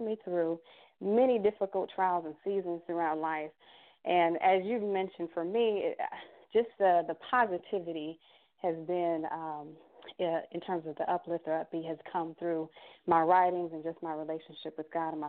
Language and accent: English; Miami Gardens, Florida, United States; I am originally from Miami, Florida. I grew up, you know, with my mother and my brothers and sisters out of Carroll City, Florida